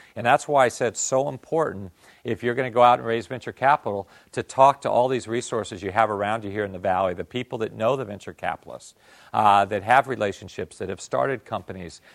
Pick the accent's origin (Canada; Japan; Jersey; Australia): Japan; English is a second language; moved away; I came from Japan